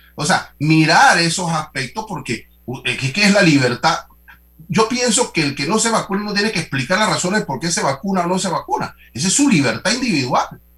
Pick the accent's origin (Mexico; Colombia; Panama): Panama; tenemos que debatir esto como panameños